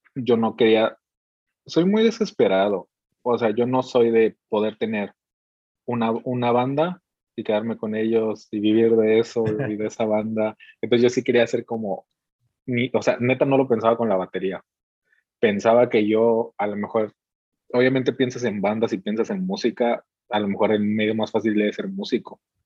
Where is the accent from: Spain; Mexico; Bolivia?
Mexico; Veracruz; now in Mexicali, Mexico; no vivo en la ciudad en la que, en la que nací, soy de Veracruz y actualmente vivo en Mexicali, Mexicali, Baja California